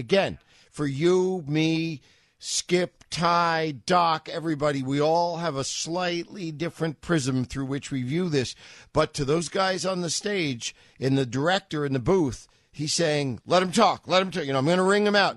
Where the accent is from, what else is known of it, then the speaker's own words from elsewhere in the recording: New York City, New York, United States; moved away; I'm from New York